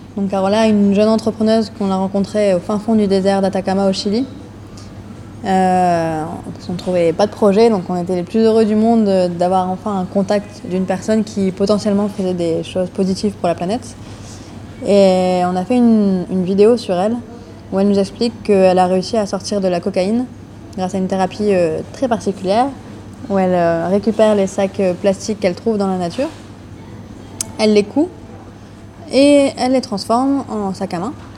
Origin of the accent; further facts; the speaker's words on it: Lille, Hauts-de-France, France; j'ai 28 ans. Je viens de Lille